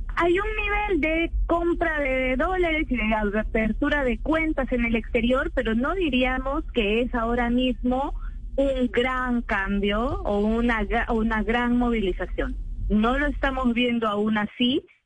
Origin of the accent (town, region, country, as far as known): Peru